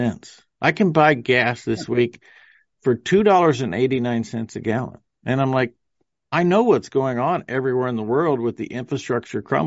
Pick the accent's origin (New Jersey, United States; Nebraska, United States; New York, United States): Nebraska, United States; my home state of Nebraska